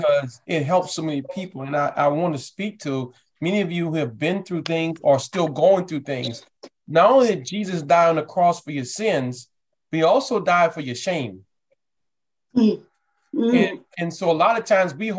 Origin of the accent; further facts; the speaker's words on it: New Orleans, Louisiana, United States; we're from New Orleans